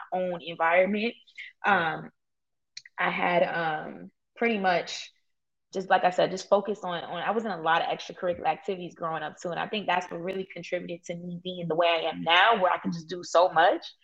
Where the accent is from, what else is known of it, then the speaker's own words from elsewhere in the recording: New York City, New York, United States; I grew up in East New York.